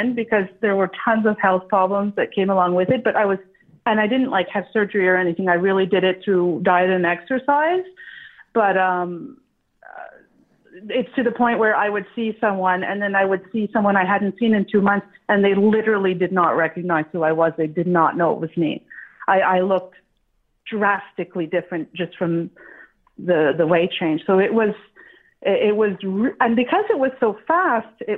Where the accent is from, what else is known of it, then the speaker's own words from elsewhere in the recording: Montreal, Quebec, Canada; I'm from Toronto's favorite other Canadian city, Montreal.